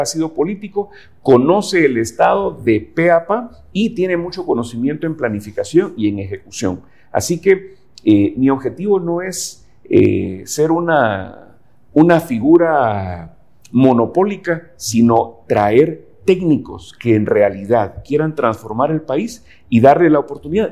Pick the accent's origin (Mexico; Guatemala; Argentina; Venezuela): Guatemala; yo creo en mi país, porque yo creo en Guatemala